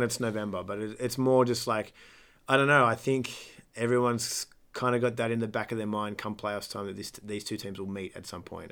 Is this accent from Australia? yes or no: yes; Australia